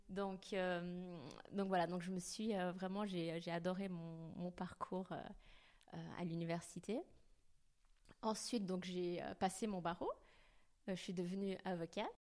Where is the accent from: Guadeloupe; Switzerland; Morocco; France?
Switzerland; Geneva; moved away; je suis originaire de Genève, je suis née à Genève